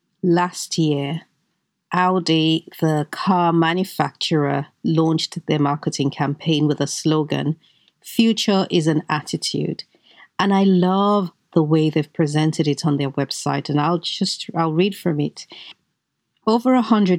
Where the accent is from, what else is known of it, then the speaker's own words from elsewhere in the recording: Nigeria; I grew up in Nigeria